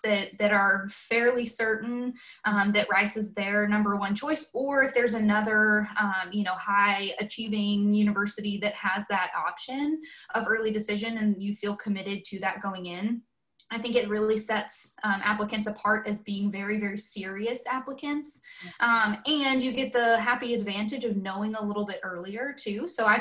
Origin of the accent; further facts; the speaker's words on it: Conroe, Texas, United States; moved away as an adult; now in Chapel Hill, United States; I grew up in Conroe, born and raised, was there my whole life, went to Conroe High School